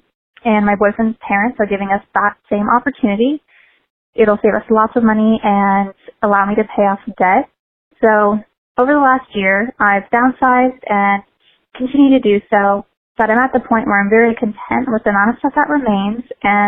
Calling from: Richmond, Kentucky, United States; also born or lived in Colorado; I'm calling from Richmond, Kentucky. And within the next weeks, I'll be moving back to Colorado.

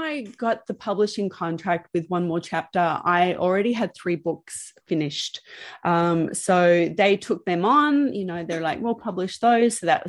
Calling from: Melbourne, Victoria, Australia; I'm calling from Melbourne, Australia.

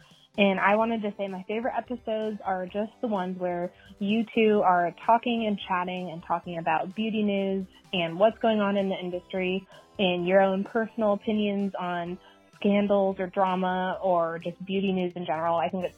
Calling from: Oregon, United States; I'm from Oregon, and I wanted to call in and say happy birthday.

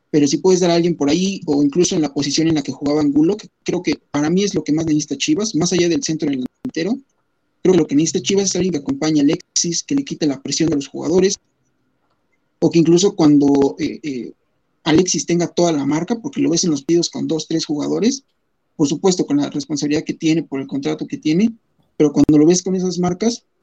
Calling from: Texcoco, State of Mexico, Mexico; Desde el Estado de México. Acá por acá andamos, por Texcoco.

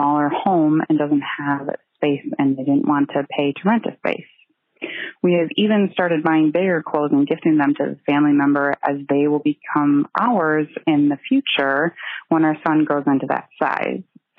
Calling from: Sheboygan, Wisconsin, United States; I'm calling from Sheboygan, Wisconsin.

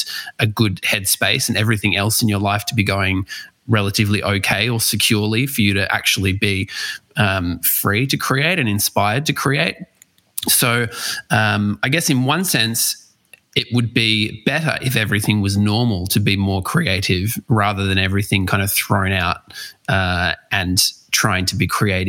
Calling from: Wollongong, New South Wales, Australia; I am joining you from Wollongong, so about an hour and a half south of Sydney.

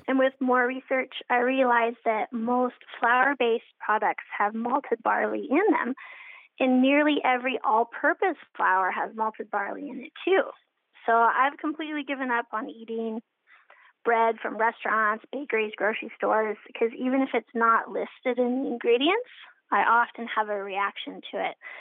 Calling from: Seattle, Washington, United States; I'm calling from the Seattle area

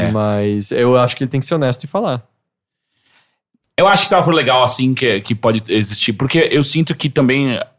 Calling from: Foz do Iguaçu, Paraná, Brazil; Tenho 25 anos, sou de Foz do Iguaçu, Paraná e faço faculdade de publicidade e propaganda.

